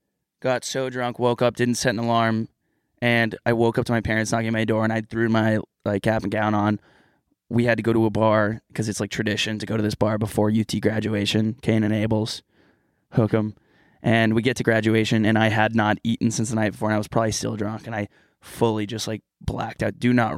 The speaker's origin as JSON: {"language": "English", "country": "Canada", "said": "As a Canadian, that's kind of disrespectful to."}